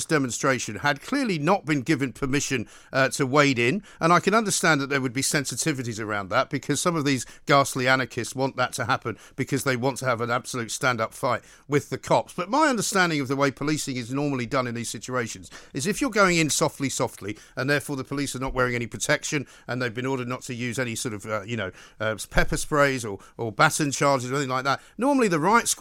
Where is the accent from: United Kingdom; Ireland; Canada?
United Kingdom; London; as a Londoner, born and bred, lived here all my life without exception for a few years where I went abroad